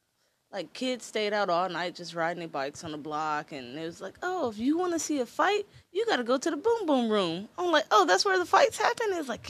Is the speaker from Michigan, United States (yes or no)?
yes; Detroit, Michigan, United States; moved away; also born or lived in Canada; I'm from Detroit